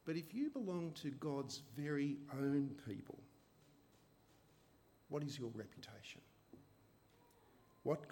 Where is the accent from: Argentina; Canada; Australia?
Australia; I love being Australian. I love living in Australia